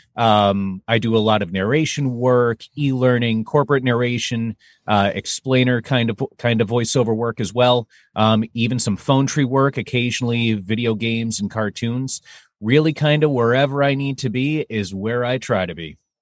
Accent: Massachusetts, United States; moved away as an adult; also born or lived in New York; now in Minneapolis, United States; originally I'm actually from Massachusetts

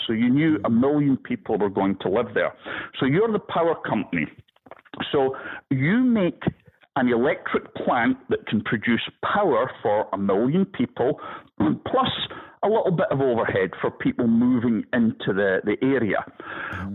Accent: Scottish Highlands, Scotland, United Kingdom; moved away as an adult; now in Florida, United States; I'm a Highlander from Scotland, and my people, where I come from, we don't let things break as easily

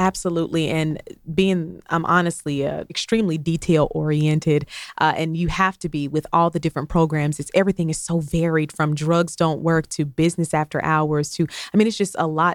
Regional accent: Columbus, Georgia, United States; also born or lived in Albany, Georgia; I'm from Columbus, Georgia. Shout out to the Fountain City

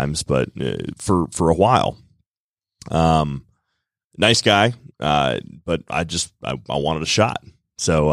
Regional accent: Woodstock, Georgia, United States; I grew up in Woodstock

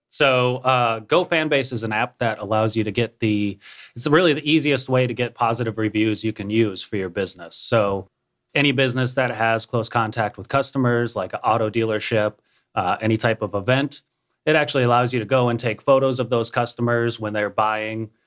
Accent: Minnesota, United States; moved away as an adult; also born or lived in Florida / Nebraska / San Diego, California / Tennessee; now in Cookeville, United States; I was born in Florida, grew up in Minnesota, spent a year in Nebraska.

